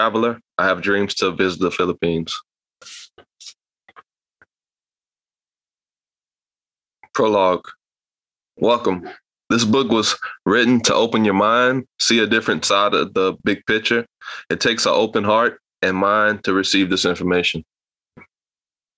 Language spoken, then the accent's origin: English; Louisiana, United States; I'm from Louisiana at age 30 years old